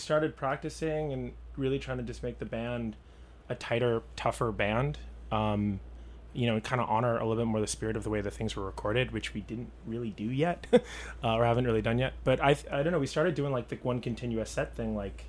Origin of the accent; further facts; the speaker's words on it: Boston, Massachusetts, United States; also born or lived in Los Angeles; I was born in Boston, March 5th, 1980.